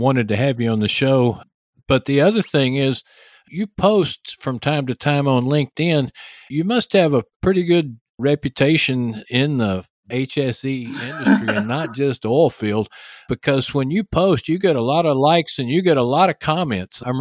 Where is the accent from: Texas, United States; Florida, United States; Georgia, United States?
Texas, United States; accent: Texas; I've got my Texas accent